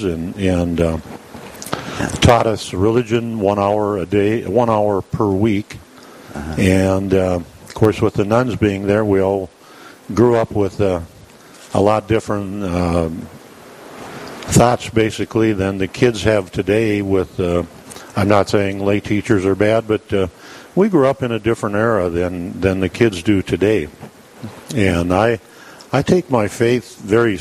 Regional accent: New Hradec, North Dakota, United States; also born or lived in South Heart, North Dakota; now in Dickinson, United States; I grew up in New Radick, North Dakota, in the area

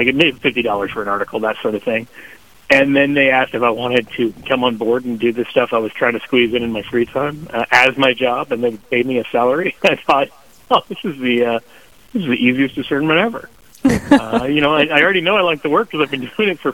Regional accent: Kansas City, Missouri, United States; I grew up here in Kansas City

